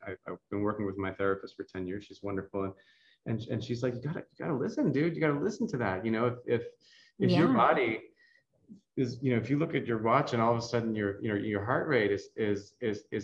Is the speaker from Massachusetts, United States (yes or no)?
yes; Boston, Massachusetts, United States; moved away as an adult; now in San Francisco, United States; I grew up in Boston. I grew up in the Northeast United States